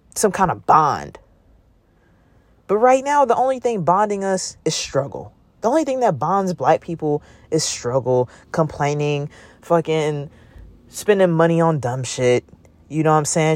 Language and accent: English; Oakland, California, United States; I'm from Oakland, California